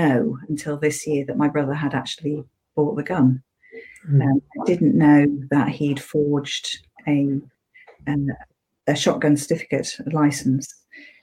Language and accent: English; Sheffield, Yorkshire and the Humber, United Kingdom; I was brought up in Yorkshire, went to school in Sheffield.